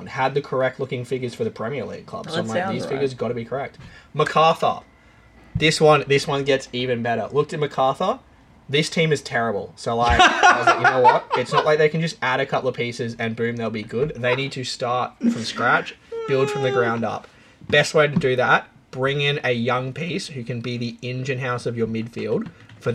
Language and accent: English; Brisbane, Queensland, Australia; I'm from Brisbane